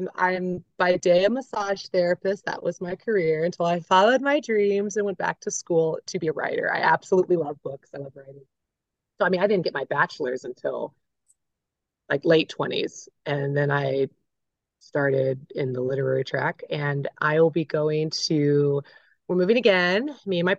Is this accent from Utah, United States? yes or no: no; Florida, United States; born there; also born or lived in South Carolina; I was born in Florida. I had a military dad, very traditional, pill popping, good Southern Christian, gun-toting Americans. Well, we traveled quite a bit in my childhood, and then they ended up settling in the middle of nowhere, South Carolina.